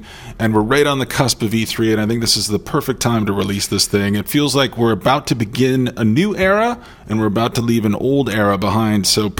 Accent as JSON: {"language": "English", "country": "United States", "said": "I'm a fellow American"}